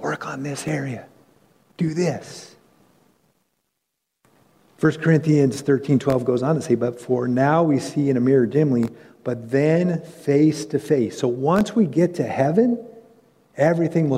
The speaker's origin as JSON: {"language": "English", "region": "California", "country": "United States", "tie": "born or raised there", "moved": "as an adult", "lives_now": "North Carolina, United States", "said": "I grew up in California, and when God called us to North Carolina"}